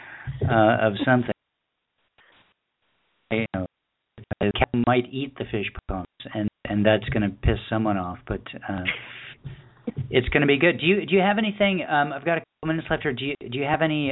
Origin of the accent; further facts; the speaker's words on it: central New York, United States; moved away; when I was in Boy Scouts in central New York